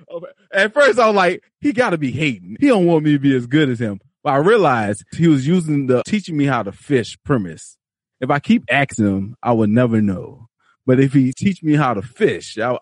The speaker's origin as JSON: {"language": "English", "town": "New Orleans", "region": "Louisiana", "country": "United States", "said": "I'm from New Orleans."}